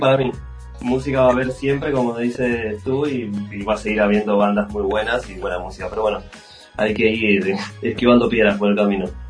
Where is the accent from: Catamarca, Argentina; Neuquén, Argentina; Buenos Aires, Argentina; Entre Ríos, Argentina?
Buenos Aires, Argentina; moved away as an adult; also born or lived in Europe; yo soy, de Buenos Aires, soy argentino